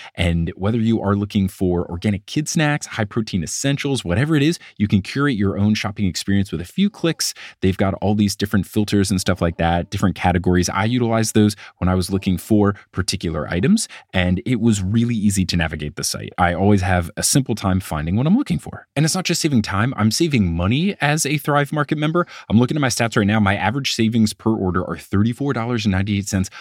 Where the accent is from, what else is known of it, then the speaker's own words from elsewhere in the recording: Northeast, United States; moved away; also born or lived in Texas; Growing up in the Northeast